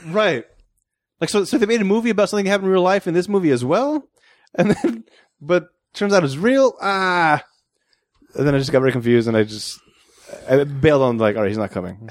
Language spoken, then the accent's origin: English; United States; moved away; my home country